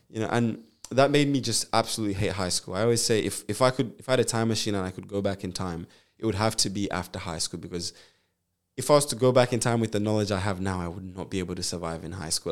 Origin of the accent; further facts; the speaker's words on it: Zambia; now in Perth, Australia; I was born in Zambia